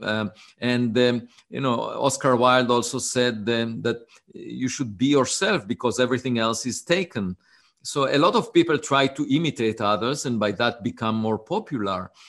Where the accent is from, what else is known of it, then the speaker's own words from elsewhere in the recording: Israel; English is a second language; moved away as an adult; I was born in Israel, uh, on a farm